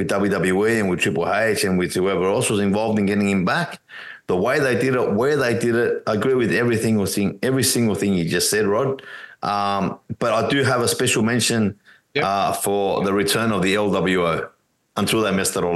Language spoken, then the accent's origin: English; Australia; I'm an Aussie